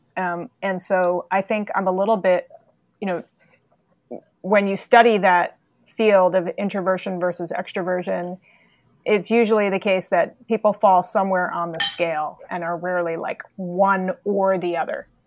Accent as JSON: {"language": "English", "town": "New York City", "region": "New York", "country": "United States", "tie": "born or raised there", "also_born_or_lived": "Massachusetts"}